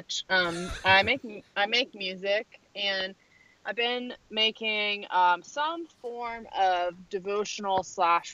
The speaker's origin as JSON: {"language": "English", "region": "New Jersey", "country": "United States", "said": "I'm from New Jersey, and my dad is a Syrian refugee"}